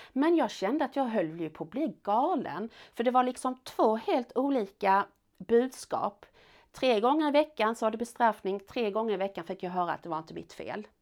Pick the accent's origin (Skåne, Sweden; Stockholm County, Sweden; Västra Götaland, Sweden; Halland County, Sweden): Skåne, Sweden; Malmö; also born or lived in France; jag växte upp i Malmö centrum